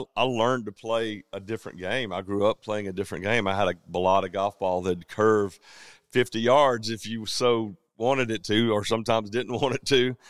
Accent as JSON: {"language": "English", "region": "Georgia", "country": "United States", "said": "We're all from Georgia"}